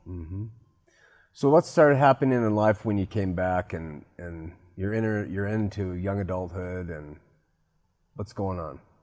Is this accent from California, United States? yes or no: yes; Southern California, United States; I grew up in Southern California too